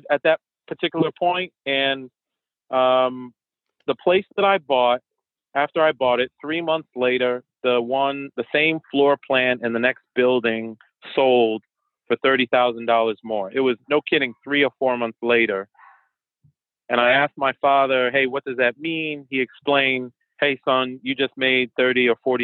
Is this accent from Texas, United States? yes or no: no; Boston, Massachusetts, United States; first language French and Haitian Creole; English is a second language; moved away as an adult; also born or lived in New York / Virginia; now in Washington, D.C. area, United States; I was born in New York, raised in Boston, and I come from an immigrant family. So my family's Haitian